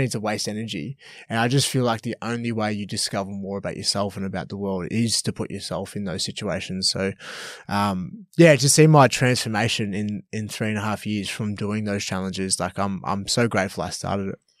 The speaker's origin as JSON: {"language": "English", "town": "Melbourne", "region": "Victoria", "country": "Australia", "also_born_or_lived": "Canberra / Gold Coast", "moved": "as an adult", "said": "I'm originally from Melbourne"}